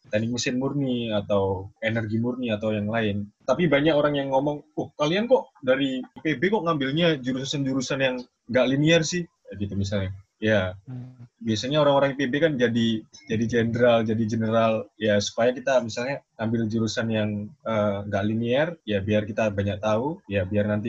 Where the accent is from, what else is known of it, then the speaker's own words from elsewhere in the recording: Jombang, East Java, Indonesia; Aku Jombang, Jawa Timur.